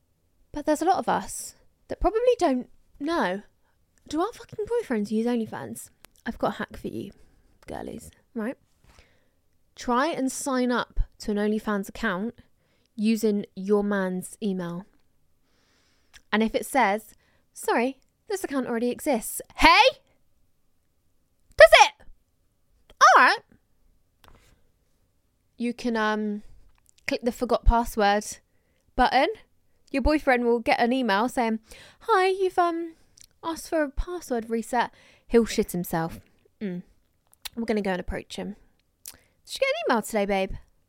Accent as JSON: {"language": "English", "town": "Croydon", "region": "London", "country": "United Kingdom", "said": "I'm from Croydon and I'm 19."}